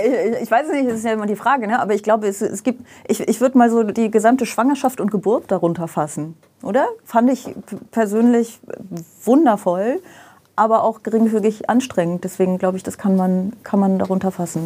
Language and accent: German; Aachen, North Rhine-Westphalia, Germany; moved away as an adult; also born or lived in Vaals, Netherlands / Brussels, Belgium; da bin ich irgendwie gefühlt in Aachen aufgewachsen.